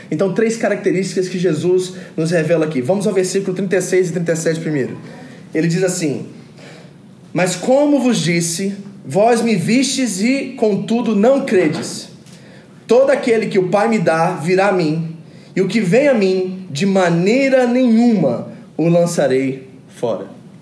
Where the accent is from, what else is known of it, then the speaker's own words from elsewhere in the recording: New Jersey, United States; moved away; em Nova Jersey, onde que eu fui criado, nos Estados Unidos